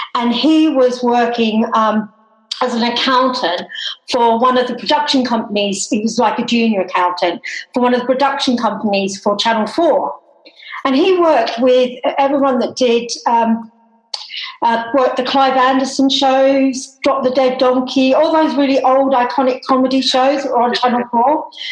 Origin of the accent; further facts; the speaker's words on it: Tasmania, Australia; moved away; I am Australian and I actually was born and grew up in Tasmania